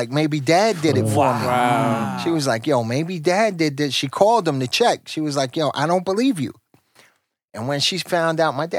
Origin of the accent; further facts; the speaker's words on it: New York City, New York, United States; I'm from Hollis